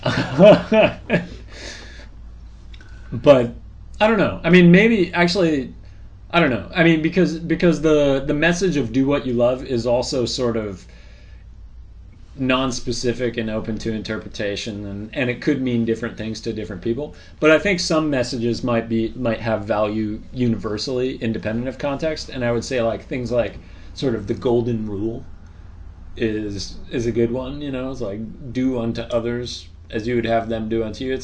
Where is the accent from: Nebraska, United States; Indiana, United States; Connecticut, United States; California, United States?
California, United States; Bay Area around San Francisco; moved away; I grew up in the Bay Area around San Francisco, California